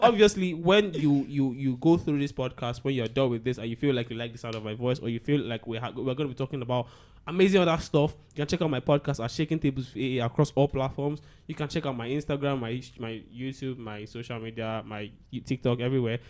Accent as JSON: {"language": "English", "town": "Agege", "region": "Lagos", "country": "Nigeria", "tie": "born or raised there", "said": "I grew up in Agege"}